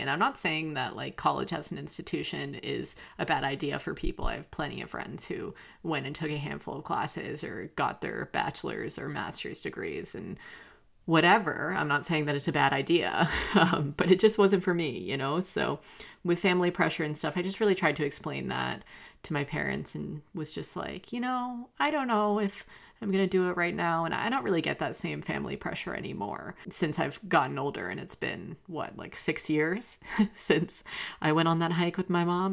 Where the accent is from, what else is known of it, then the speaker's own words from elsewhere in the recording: the South, United States; I grew up in the South